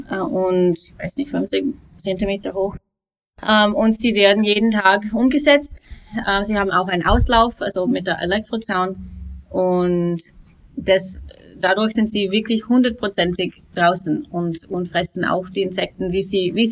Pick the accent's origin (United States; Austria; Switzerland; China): United States; German is a second language; now in Germany; Ähm, also ich bin ursprünglich aus den USA, ähm, bin seit fünf Jahren hier mit meiner Familie